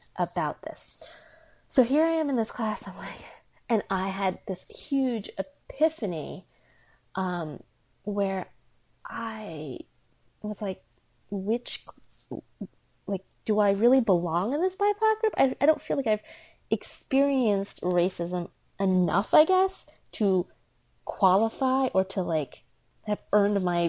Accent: United States; I'm Chinese American, I was born in America

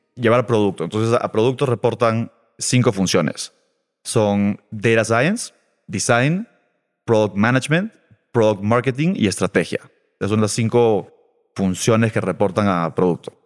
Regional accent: Lima, Peru; moved away as an adult; also born or lived in Boston / Chile; soy peruano, eh, de Lima, pero no vivo en Lima hace ocho años

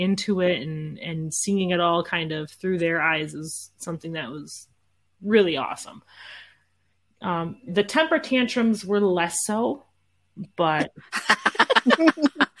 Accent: Midwest, United States; we're from the Midwest

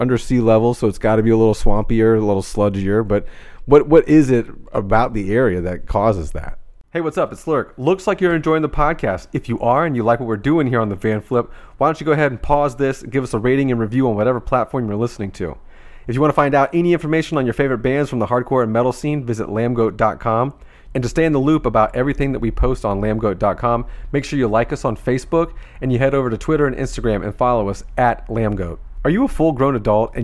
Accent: Jacksonville, Florida, United States; born or raised there

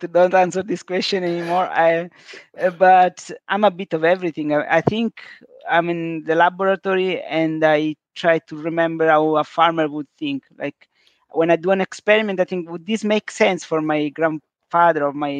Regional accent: south of Sicily, Italy; English is a second language; moved away; also born or lived in London; As an immigrant from the south of Sicily

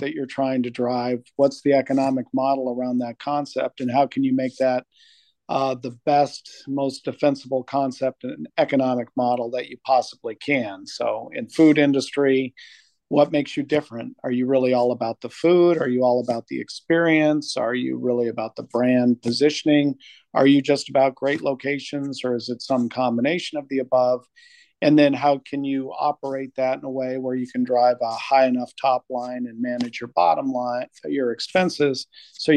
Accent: Albuquerque, New Mexico, United States; moved away as an adult; also born or lived in Bay Area, California / Michigan; I grew up in Albuquerque, New Mexico

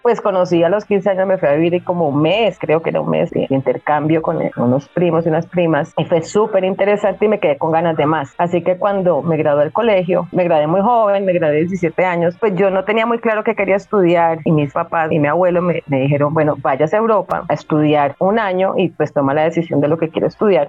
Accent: Cali, Valle del Cauca, Colombia; se conocieron aquí en la ciudad de Cali, se casaron, tuvieron tres hijos, dos, mi hermano mayor, estoy yo y mi hermano menor, o sea que yo crecí entre hombres

